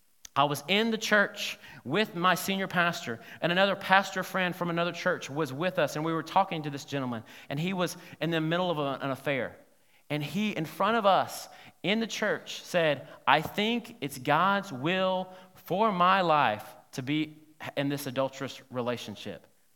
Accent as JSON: {"language": "English", "region": "Alabama", "country": "United States", "said": "the reason I said, no, is because I'm from Alabama, and I've been trying all my life not to be a redneck"}